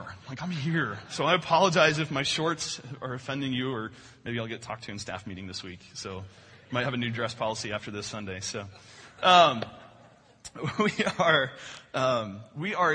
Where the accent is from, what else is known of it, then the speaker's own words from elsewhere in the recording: Newton, Illinois, United States; my hometown. South of Newton, Illinois, a little farm town south of here, about 3 hours south of here